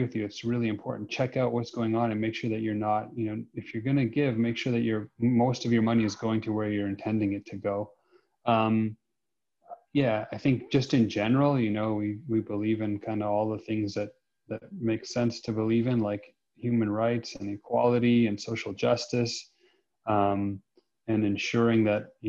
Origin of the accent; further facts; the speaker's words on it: Saskatoon, Saskatchewan, Canada; I'm from Saskatoon